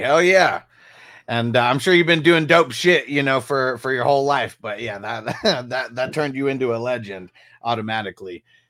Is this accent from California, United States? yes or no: yes; California, United States; moved away; I'm originally from Cali, and I mean, I'm 38 right now.